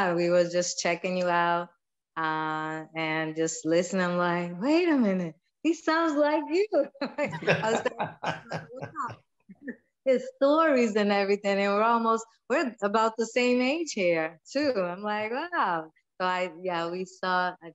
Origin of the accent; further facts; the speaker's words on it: Cape Verde; I'm Kay Verdian. I'm not American. It's on the off the west coast of Africa